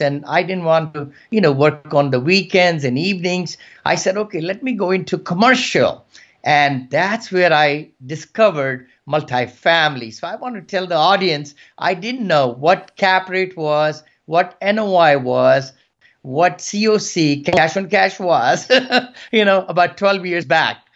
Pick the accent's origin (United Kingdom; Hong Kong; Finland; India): India; moved away as an adult; also born or lived in Gaithersburg, Maryland; now in United States; from India, and I came about 40 years back at with $7